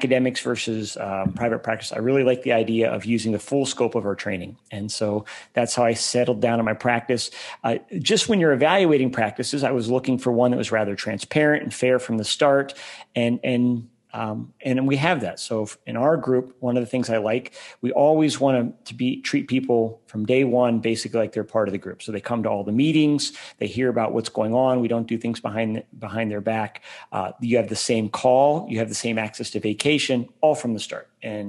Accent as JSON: {"language": "English", "country": "Germany", "tie": "born there", "moved": "yes", "said": "So I grew up an Army brat. I was born in Germany. I lived there again in high school. I went to 10 schools in 12 years."}